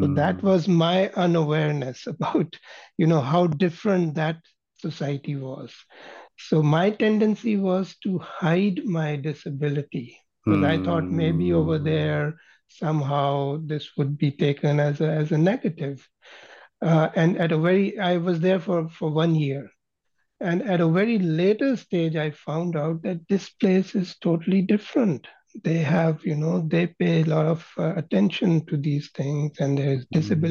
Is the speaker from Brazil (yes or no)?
no; Pakistan; moved away as an adult; also born or lived in Scotland / Saudi Arabia; now in Canada; I was raised in Pakistan